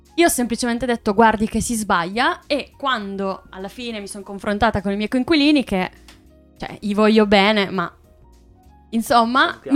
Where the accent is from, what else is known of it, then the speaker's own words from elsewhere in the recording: Southern Italy, Italy; also born or lived in Emilia-Romagna; now in Trento, Italy; sono terrona